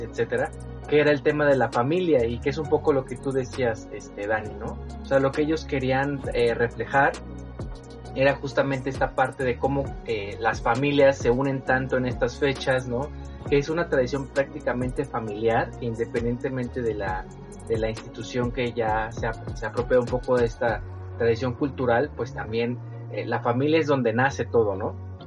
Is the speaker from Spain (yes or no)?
no; Mexico; como mexicanos la compartimos